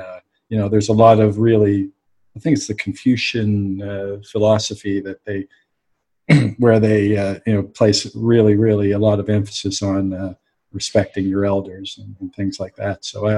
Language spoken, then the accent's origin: English; Halifax, Nova Scotia, Canada; I'm from Halifax, so I know and play.